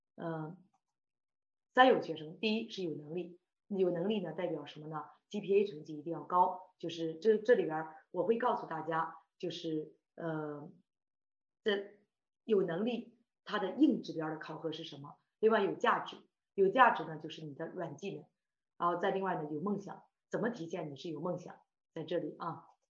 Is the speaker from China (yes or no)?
yes; Shandong, China; moved away as an adult; now in Toronto, Canada; 我是山东人啊